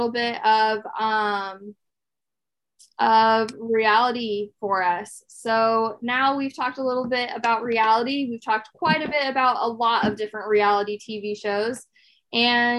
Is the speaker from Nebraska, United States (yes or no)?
yes; Lincoln, Nebraska, United States; I've lived in Lincoln all my life. I've never lived anywhere else.